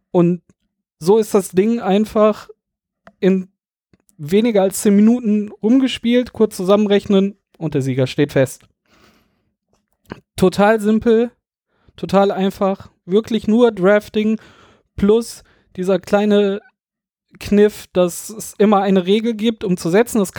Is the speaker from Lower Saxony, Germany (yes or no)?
no; Düsseldorf, North Rhine-Westphalia, Germany; Wir kommen ja hier aus Düsseldorf, da sind wir auf jeden Fall